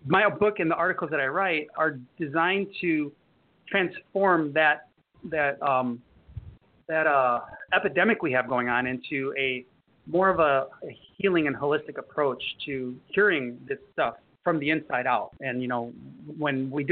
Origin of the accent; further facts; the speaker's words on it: Chicago, Illinois, United States; now in Florida, United States; I'm from Chicago